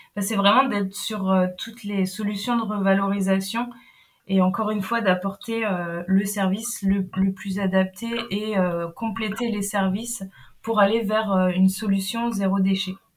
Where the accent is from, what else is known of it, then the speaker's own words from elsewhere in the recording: Brittany, France; now in Nantes, France; je suis bretonne basé à mm. Nantes actuellement.